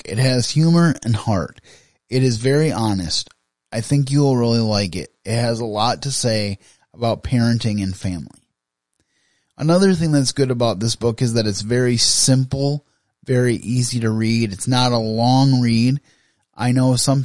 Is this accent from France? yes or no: no; Grand Rapids, Michigan, United States; I live in West Michigan, a little bit outside of Grand Rapids, about 45 minutes outside of Grand Rapids, but I was raised in the Grand Rapids area